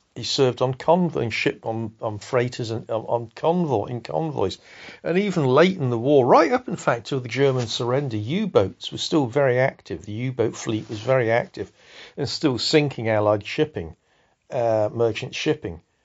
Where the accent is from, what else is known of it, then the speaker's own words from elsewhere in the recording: Salisbury, South West England, United Kingdom; I grew up in Salisbury, which is a provincial town in a rural area.